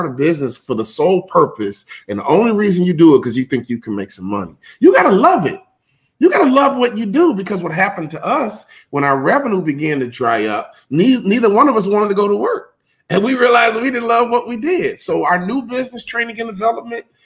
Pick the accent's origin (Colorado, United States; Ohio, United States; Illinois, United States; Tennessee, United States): Illinois, United States; Chicago; being a civil rights baby growing up in Chicago